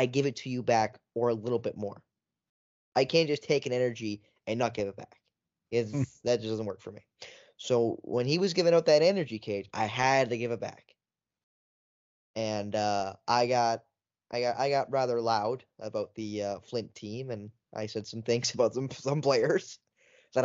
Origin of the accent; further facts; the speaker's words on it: Wiarton, Ontario, Canada; I'm from Wyerton, Ontario, Canada.